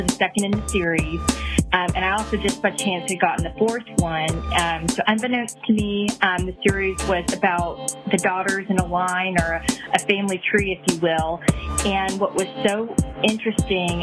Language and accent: English; Texas, United States; I'm from Texas